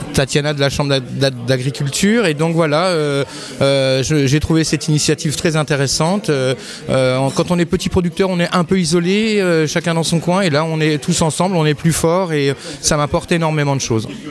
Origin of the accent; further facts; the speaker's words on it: Neufchâteau, Grand Est, France; also born or lived in Plombières-les-Bains; Je suis Vosgien d'origine, je viens de la plaine de Neufchâteau